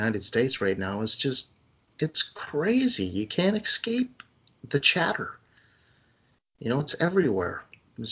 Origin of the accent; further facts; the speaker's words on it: Canada; as a Canadian